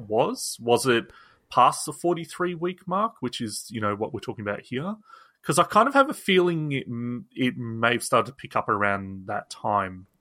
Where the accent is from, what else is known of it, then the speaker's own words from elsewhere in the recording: Australia; also born or lived in England; as an Australian that also, you know, I'm, half of my f, family is English, half of my, um, is Australian